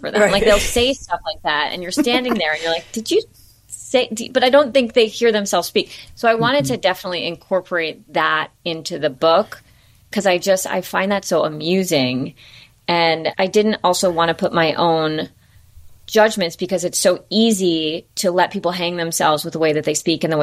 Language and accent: English; New York City, New York, United States; I grew up in New York. I live on the Upper East Side.